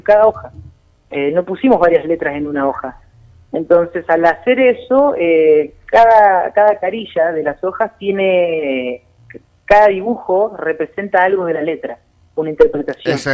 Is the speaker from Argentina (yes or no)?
yes; Argentina; also born or lived in La Pampa; Nosotros, como pueblo, como Argentina